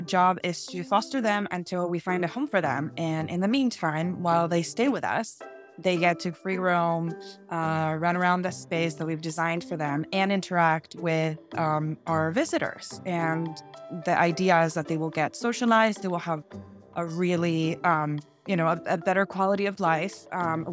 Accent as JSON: {"language": "English", "country": "Argentina", "moved": "as an adult", "lives_now": "Santa Barbara, United States", "said": "When I moved here to the United States, I'm actually from Argentina. I moved here from Argentina"}